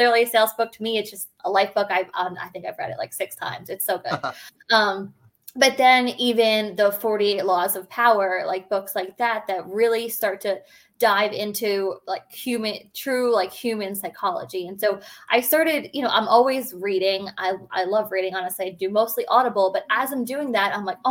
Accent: Long Island, New York, United States; I'm born and raised on Long Island, which is in New York

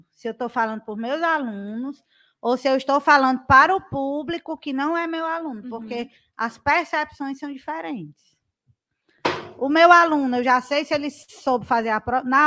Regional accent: Ceará, Brazil; Sou cearense meio.

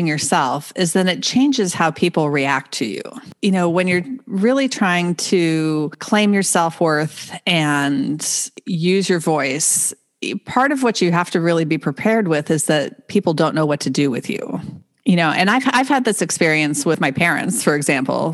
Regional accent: Northern Virginia, United States; I grew up in Northern Virginia, outside of Washington, D.C.

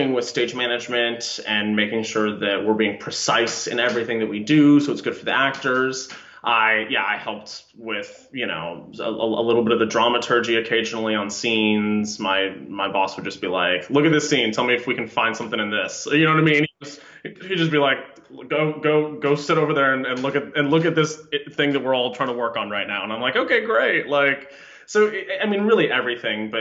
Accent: Minneapolis–Saint Paul, Minnesota, United States; I was raised in the Twin Cities

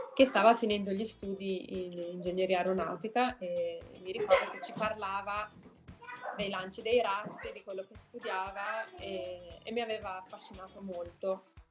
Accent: Milan, Lombardy, Italy; moved away as an adult; also born or lived in Netherlands / Germany; now in United States; io sono di Milano, quindi dovevo abitare con i miei genitori

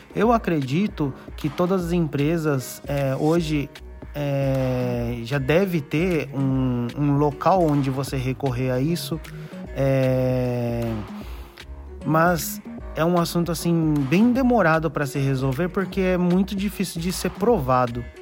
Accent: Japan; tenho 30 anos de Japão, Fui criado é, no Japão, estudei na, em escola japonesa.

